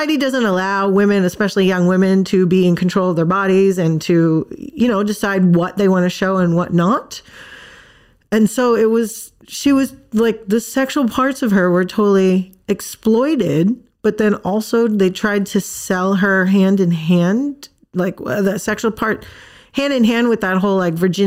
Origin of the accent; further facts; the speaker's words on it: Thailand; moved away; I grew up in Thailand